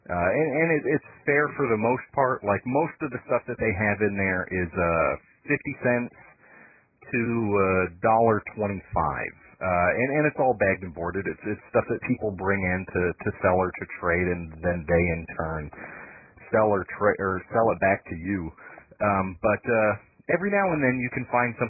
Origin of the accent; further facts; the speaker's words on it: Big Rapids, Michigan, United States; moved away as an adult; also born or lived in Morley, Michigan; now in Tennessee, United States; growing up in Big Rapids and Morley